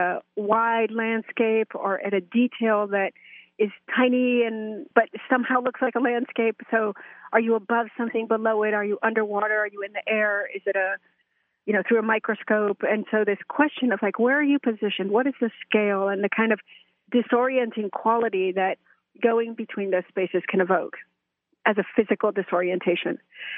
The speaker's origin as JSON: {"language": "English", "country": "Mexico", "tie": "born or raised there", "also_born_or_lived": "United States", "said": "Well, I was born in Mexico and kind of raised biculturally, bilingually, binationally between U.S. and Mexico."}